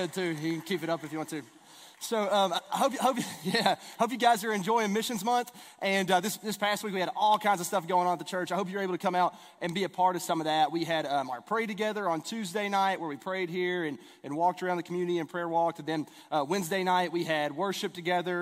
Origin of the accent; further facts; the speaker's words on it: East Kentucky, United States; I grew up in East Kentucky